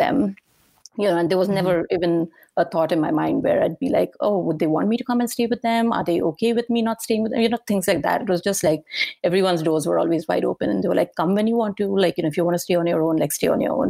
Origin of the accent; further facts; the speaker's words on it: Pune, Maharashtra, India; moved away as an adult; also born or lived in Goa / New York / California; now in United States; So I lived in a small town called Pune, and it's very close to Mumbai. Mumbai is the big city that everyone's very familiar with. But Pune is a small town, used to be a small town, not anymore, but I was born and I grew up there